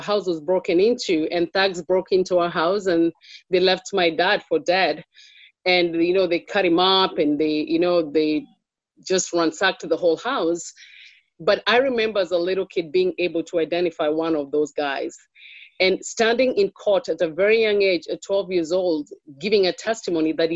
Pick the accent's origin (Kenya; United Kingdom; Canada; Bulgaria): Kenya; moved away as an adult; also born or lived in Pennsylvania, United States; now in United States; I was born in Kenya. I've lived in Kenya longer than